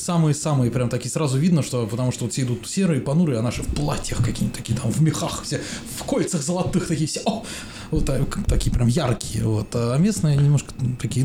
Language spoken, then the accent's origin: Russian; Moscow, Russia; как москвич говорю